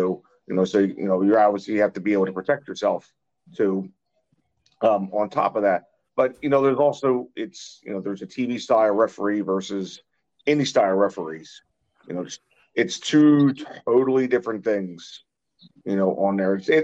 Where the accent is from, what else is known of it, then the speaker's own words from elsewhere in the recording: Philadelphia, Pennsylvania, United States; now in South Jersey, United States; I grew up in the Philly market, you know, just like Jim